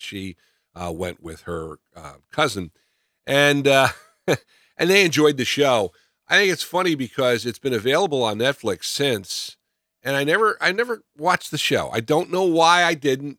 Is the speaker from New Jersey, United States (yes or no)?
yes; New Jersey, United States; Growing up in New Jersey